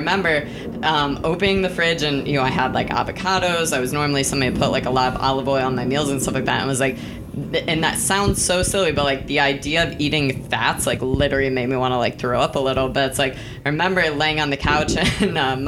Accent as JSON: {"language": "English", "region": "Texas", "country": "United States", "said": "I'm from Texas"}